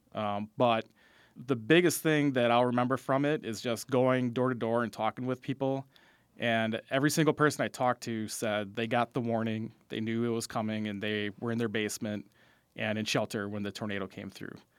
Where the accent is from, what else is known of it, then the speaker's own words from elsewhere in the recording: Fond du Lac, Wisconsin, United States; I grew up in Fond du Lac